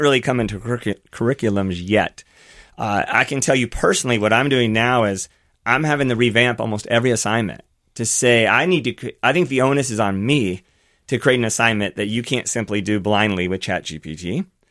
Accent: Versailles, Kentucky, United States; my hometown. So mine's called Versailles, Kentucky, very small town

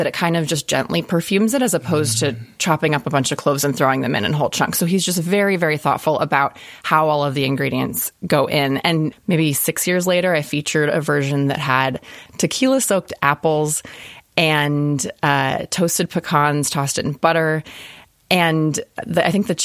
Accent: California, United States; I grew up in California

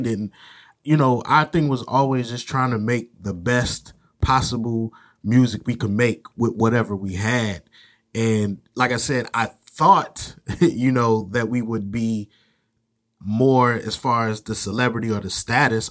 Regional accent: Virginia, United States; moved away as an adult; now in North Carolina, United States; I grew up in Virginia, came down to North Carolina for college when I was eighteen

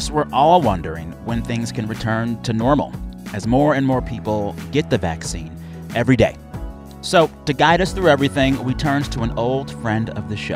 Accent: San Antonio, Texas, United States; I am from San Antonio, Texas

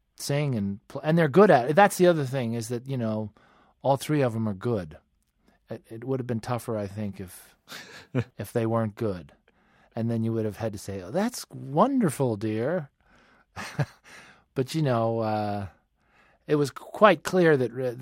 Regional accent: Westchester County, New York, United States; I grew up outside of New York in the suburbs of Westchester County

